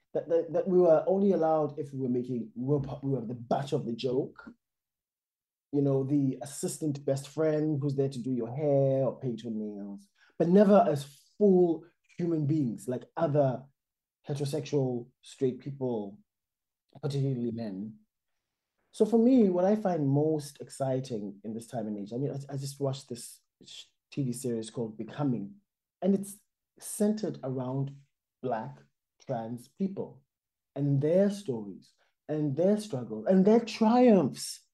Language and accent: English; South Africa; moved away as an adult; I think of myself first and foremost as a South African, which means that I'm an immigrant here.